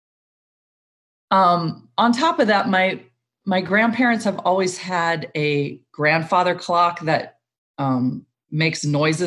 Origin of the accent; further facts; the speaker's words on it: Long Beach, California, United States; I grew up in Long Beach.